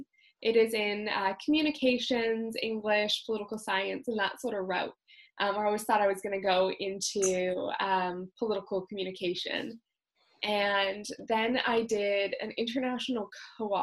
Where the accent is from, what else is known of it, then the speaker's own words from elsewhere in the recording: North Vancouver, British Columbia, Canada; moved away as an adult; now in Mission, Canada; I grew up in in North Vancouver specifically and in the big city.